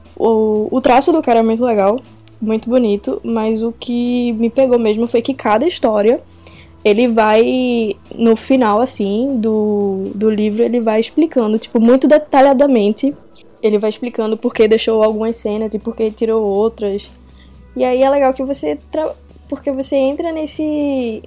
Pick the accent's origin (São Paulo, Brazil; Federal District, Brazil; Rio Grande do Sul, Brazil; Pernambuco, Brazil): Pernambuco, Brazil; Recife; eu sou de Recife